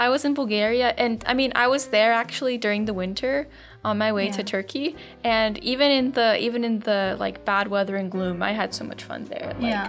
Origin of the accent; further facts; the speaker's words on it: Serbia; I'm from Serbia